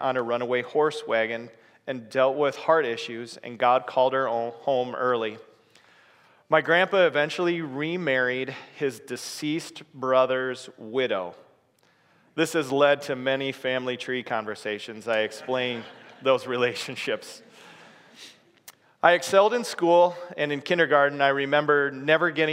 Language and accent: English; Waverly, Iowa, United States; also born or lived in Denver; I was born on September 24th, 1978, in Waverly, Iowa